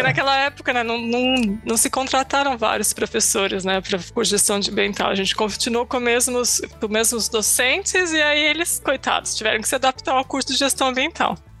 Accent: Itu, São Paulo, Brazil; moved away as an adult; now in Norway; eu nasci em Itu, no interior de São Paulo, terra dos exageros, berço da república

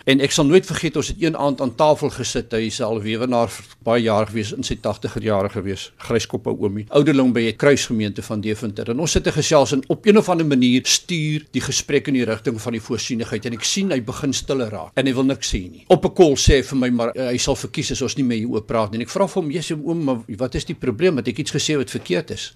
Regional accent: South Africa; ons as Suid-Afrikaners hier in die suidpunt van Afrika

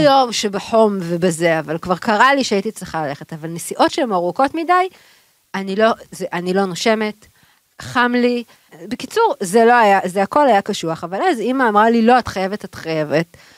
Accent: Tel Aviv, Tel Aviv District, Israel; אנחנו גדלנו בשיכון. באנו משיכונים, אמנם שיכון בבלי, אבל שיכון

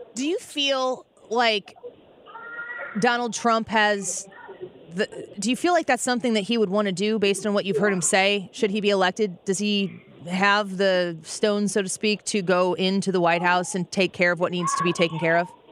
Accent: Edwardsville, Illinois, United States; I'm from Edwardsville

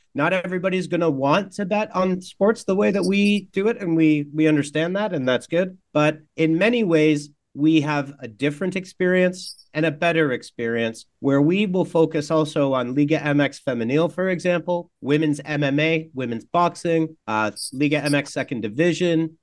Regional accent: Canada; I'm Canadian, and as a Canadian

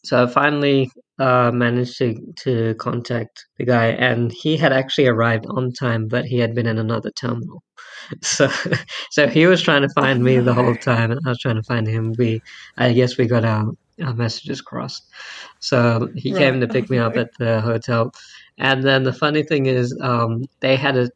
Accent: Brisbane, Queensland, Australia; also born or lived in India; I'm originally from India myself, but I've been born and raised in Brisbane, lived most of my life here in Australia.

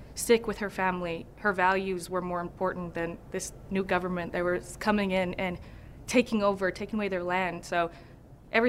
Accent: Kula, Hawaii, United States; moved away as an adult; now in Los Angeles, United States; home is Maui. I was born and raised in Maui, in Kula, up in the mountain, so nowhere near the beach.

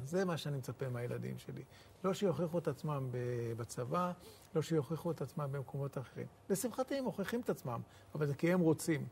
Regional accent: Nahalal, Northern District, Israel; נהלל בכלל זה מושב קטן ששילם מחיר אה, דמים מאוד מאוד גבוה בשביל שנהיה כאן בארץ ישראל. יש לנו, אם, אה, אם אני לא טועה, 39 בנים שנפלו במלחמות ישראל

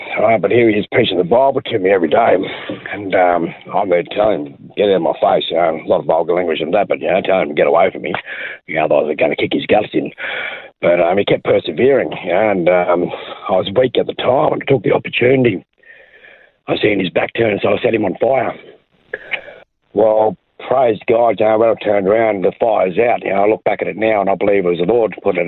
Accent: Brisbane, Queensland, Australia; born or raised there

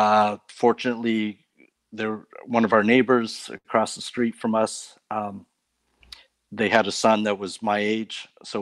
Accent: Nova Scotia, Canada; also born or lived in Maine, United States; now in Florida, United States; Well, I was born in Maine, and I grew up in Canada.

